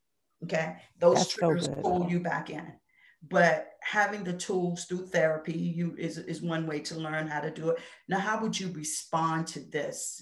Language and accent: English; Washington, District of Columbia, United States; growing up in the Washington, D.C. area and having a Southern background, because even though I lived in D.C.